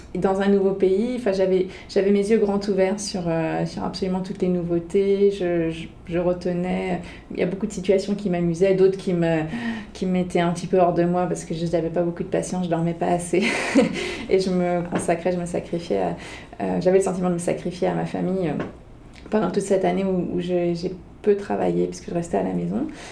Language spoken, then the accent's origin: French; France; moved away as an adult; now in Toronto, Canada; quand on vient de France